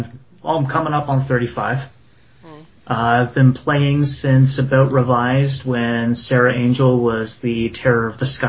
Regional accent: Canada; Me, Canada.

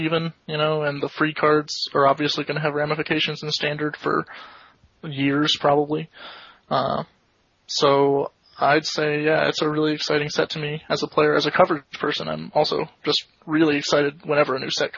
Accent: Florida, United States; moved away; I come from Florida originally

